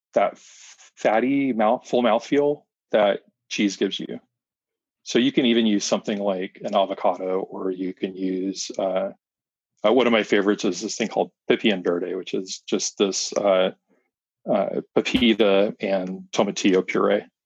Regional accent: Arizona, United States; also born or lived in Fort Worth, Texas; I grew up here in Arizona

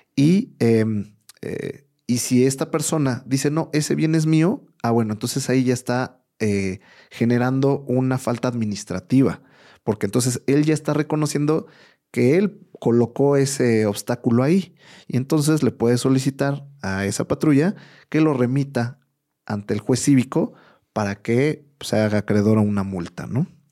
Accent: Mexico; más como mexicanos

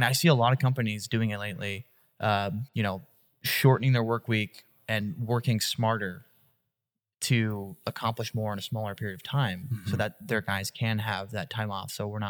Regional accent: Northeast Pennsylvania, United States; I grew up in Northeast Pennsylvania, which is notorious for poorly managed coal mines up until recent history.

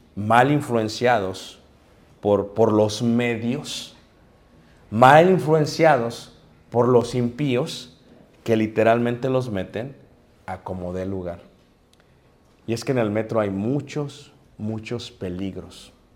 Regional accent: Mexico City, Mexico; yo crecí en Ciudad de México

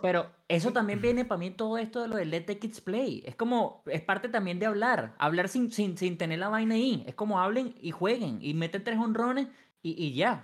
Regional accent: Venezuela; yo soy el único venezolano aquí

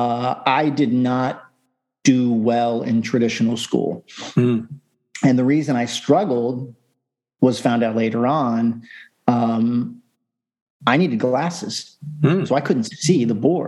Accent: Sarasota, Florida, United States; also born or lived in Warwick, Rhode Island; My family moved to Florida when I was 3

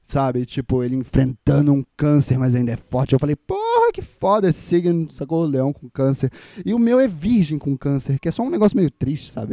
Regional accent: Minas Gerais, Brazil; E eu sou mineiro

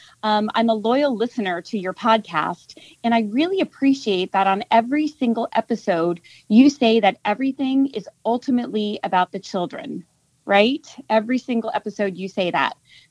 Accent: Wichita, Kansas, United States; Yes, I am.

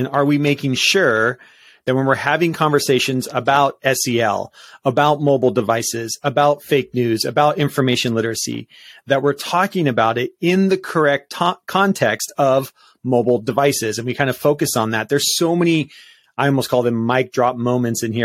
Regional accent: Washington, United States; moved away; my home state.

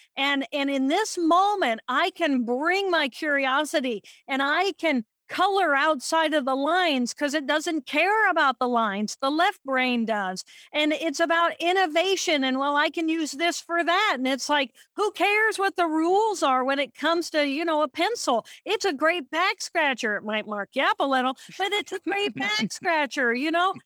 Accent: Indiana, United States; I'm from Indiana

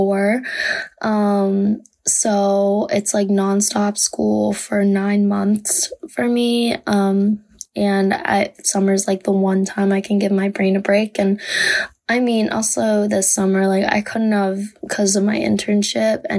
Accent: Delaware, United States

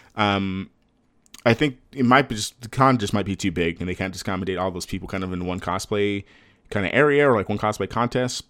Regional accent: Texas, United States; I'm from Texas.

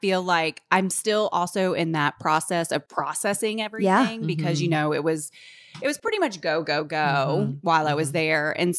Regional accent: Charlotte, North Carolina, United States; Charlotte, I'm from Charlotte.

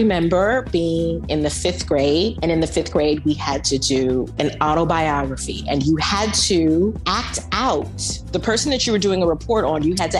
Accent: Bay Area, California, United States; moved away as an adult; also born or lived in New York; now in Paris, France; I'm from the United States, originally from California, the Bay Area.

